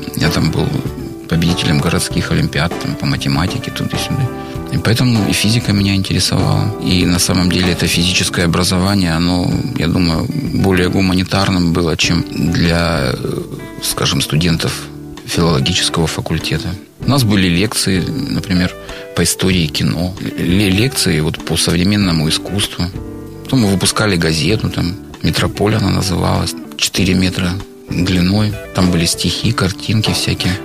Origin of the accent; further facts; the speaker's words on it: Rostov-on-Don, Rostov Oblast, Russia; в родном городе